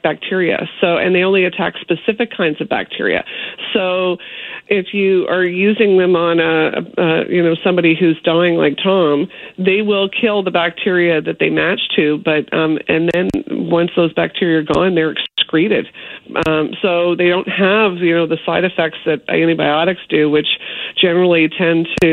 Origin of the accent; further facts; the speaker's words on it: Toronto, Ontario, Canada; I grew up in Toronto